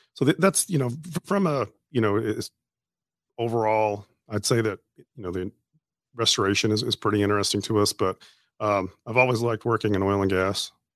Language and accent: English; Canada; moved away as an adult; also born or lived in Wisconsin / Louisiana; now in Shreveport, United States; I grew up in Canada